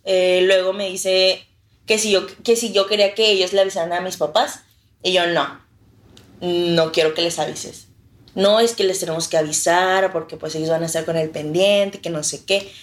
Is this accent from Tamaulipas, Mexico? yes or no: yes; Reynosa, Tamaulipas, Mexico; Soy de Reynosa